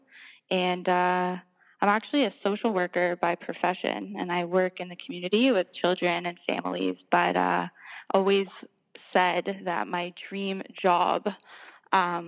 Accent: Toronto, Ontario, Canada; also born or lived in Montreal; I am born in Montreal, although I was raised in Toronto

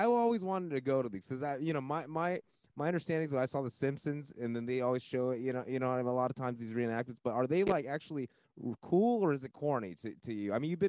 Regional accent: United States; My parents are from Taiwan, but my grandparents are from China, but I'm born here.

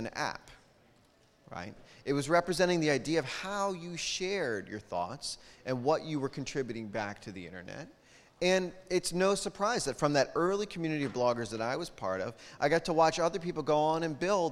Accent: United States; I'm an American

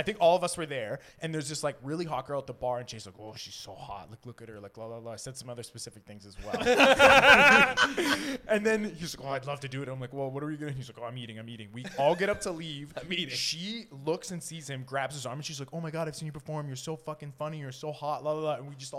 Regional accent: United Kingdom; I'm British.

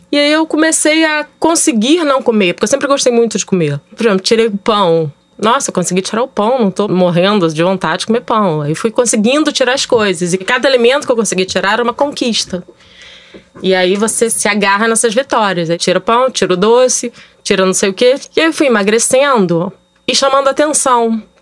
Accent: Rio de Janeiro, Brazil; eu tenho 43 anos, é, sou carioca tenho dois filhos

